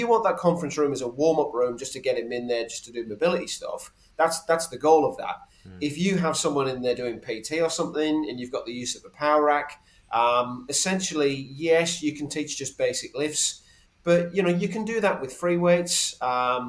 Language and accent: English; England, United Kingdom; now in Australia; I'm English originally. I've probably acclimatized a little bit